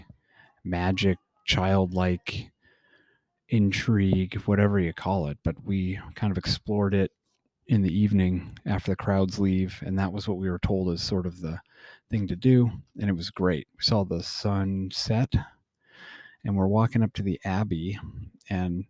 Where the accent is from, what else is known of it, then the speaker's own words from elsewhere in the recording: United States; as an American